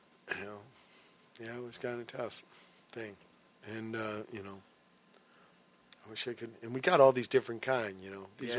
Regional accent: Virginia, United States; born there; They wanted to know why I was born in Virginia.

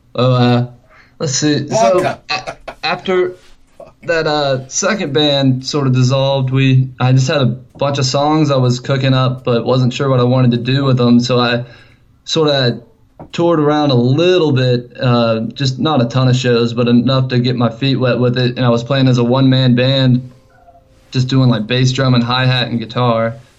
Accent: Columbia, South Carolina, United States; we're actually from Columbia, South Carolina

